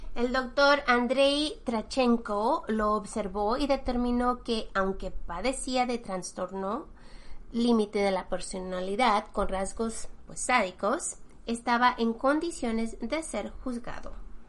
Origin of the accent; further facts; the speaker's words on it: Mexico; now in United States; nosotros que somos mexicanos